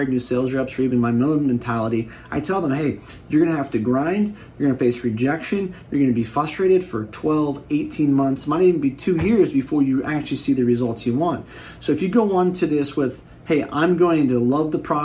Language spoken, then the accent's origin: English; Bay Area, California, United States; I'm from the Bay Area